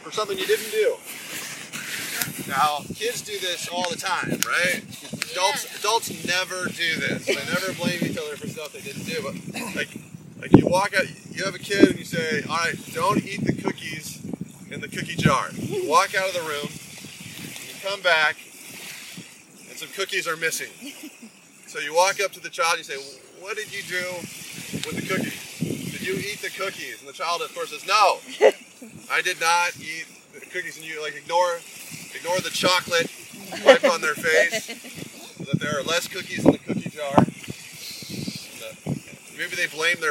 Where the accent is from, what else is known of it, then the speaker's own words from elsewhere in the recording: Colorado, United States; now in Massachusetts, United States; where I'm from Colorado